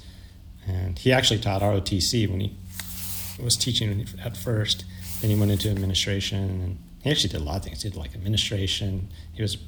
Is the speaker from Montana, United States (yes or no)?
no; Modesto, California, United States; now in Long Beach, United States; I grew up in Modesto, California